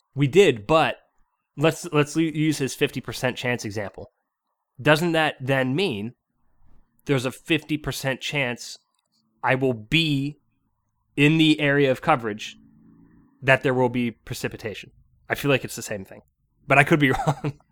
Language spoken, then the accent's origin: English; Pittsburgh area, Pennsylvania, United States; moved away; We're all from Pittsburgh originally